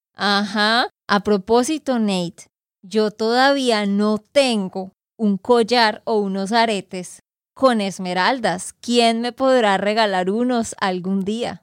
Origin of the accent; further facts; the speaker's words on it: Santander, Colombia; de Santander, Colombia